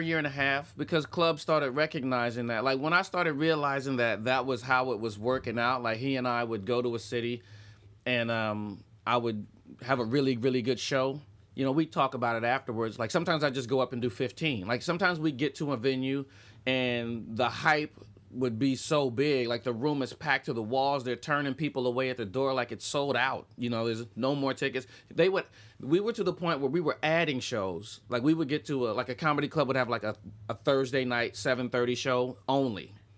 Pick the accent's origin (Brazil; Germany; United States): United States; Columbus, Ohio; I was standing in the back of a comedy club in my hometown. It's a funny bone.